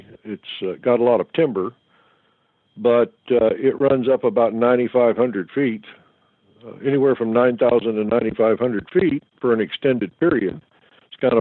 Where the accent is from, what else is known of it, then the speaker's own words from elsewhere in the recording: Oklahoma, United States; I'm from Oklahoma, so we call them boogers in the way I grew up